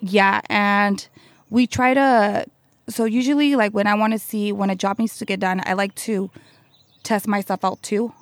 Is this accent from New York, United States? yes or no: no; Santa Maria, California, United States; I was born in Santa Maria, and I grew up in Santa Maria.